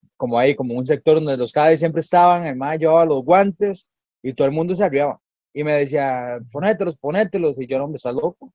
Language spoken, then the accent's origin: Spanish; Escazú, San José, Costa Rica; yo soy de Escazú, soy de Escazú, de allá en un pueblito en el Pedero, sumamente humilde, una familia muy humilde, muy trabajadora. Bueno, yo crecí con mi abuelita